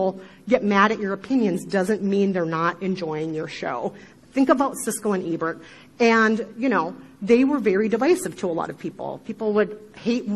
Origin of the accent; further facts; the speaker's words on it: Midwest, United States; accent: Midwestern; my horrible Midwestern accent